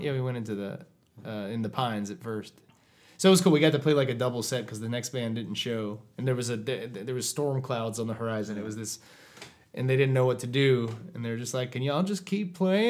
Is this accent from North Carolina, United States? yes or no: yes; Winston-Salem, North Carolina, United States; moved away as an adult; now in Buenos Aires, Argentina; what I grew up with in Winston-Salem, North Carolina